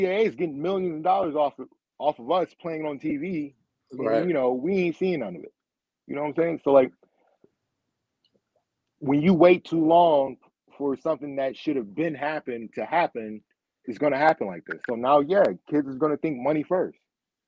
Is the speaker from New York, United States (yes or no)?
yes; Rochester, New York, United States; I am from Rochester, New York. I'm in Rochester, New York